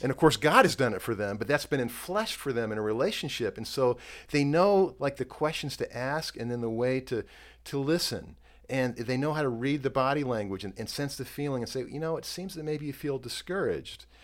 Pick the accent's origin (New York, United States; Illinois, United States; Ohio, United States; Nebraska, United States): Illinois, United States; Chicago; I'm from Chicago